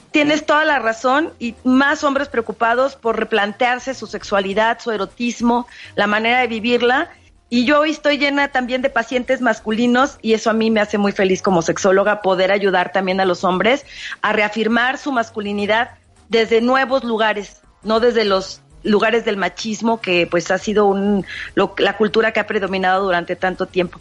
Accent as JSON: {"language": "Spanish", "country": "Mexico", "said": "nuestra tradición como mexicanos"}